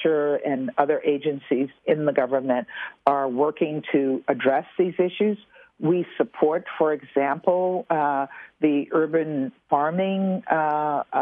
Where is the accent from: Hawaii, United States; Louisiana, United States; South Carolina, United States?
Louisiana, United States; I'm from Louisiana